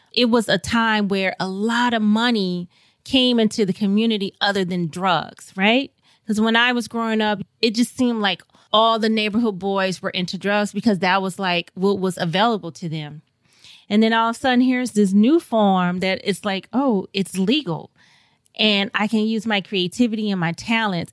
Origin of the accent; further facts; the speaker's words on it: St. Louis, Missouri, United States; moved away; I grew up in Saint Louis, Missouri, and I had a wonderful childhood